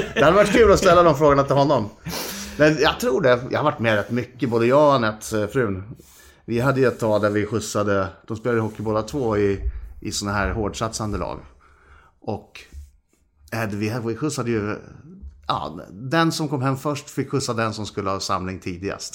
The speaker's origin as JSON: {"language": "Swedish", "town": "Karlstad", "region": "Värmland", "country": "Sweden", "moved": "yes", "lives_now": "Stockholm, Sweden", "said": "Vi kommer ju från Karlstad från början"}